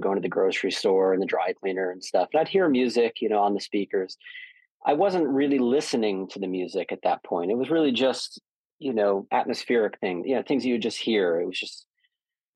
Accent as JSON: {"language": "English", "town": "Boca Raton", "region": "Florida", "country": "United States", "tie": "born or raised there", "also_born_or_lived": "Toronto, Canada", "said": "I was born in Toronto, moved to Boca Raton, Florida when I was 4 years old"}